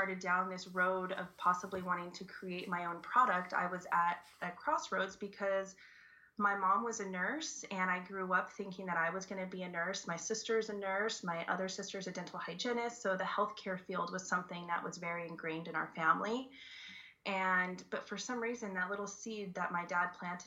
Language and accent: English; Colorado, United States; moved away as an adult; also born or lived in Florida; now in Hawaii, United States; I grew up in Colorado, actually, what? And my family still lives there